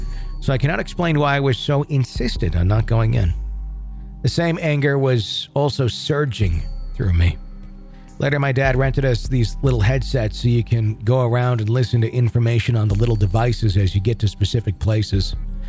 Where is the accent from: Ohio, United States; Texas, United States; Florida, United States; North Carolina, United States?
North Carolina, United States; I'm originally from North Carolina, hence the name.